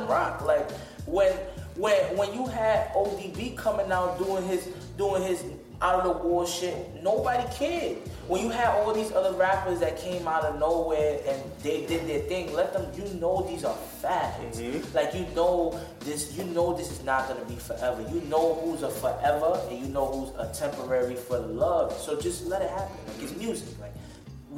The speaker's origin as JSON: {"language": "English", "town": "New York City", "region": "New York", "country": "United States", "said": "I'm from the Bronx"}